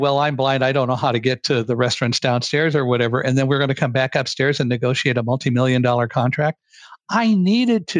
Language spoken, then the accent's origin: English; California, United States; also born or lived in Chicago, Illinois; I grew up in California by the San Andreas Fault